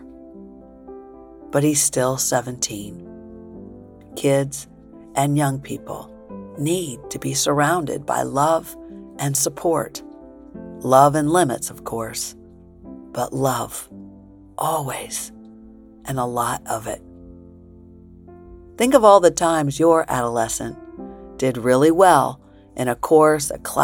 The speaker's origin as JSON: {"language": "English", "town": "Springfield", "region": "Illinois", "country": "United States", "tie": "born or raised there", "also_born_or_lived": "New York", "said": "grade school days in Springfield, Illinois, after Dad had died and we moved from New York to Illinois"}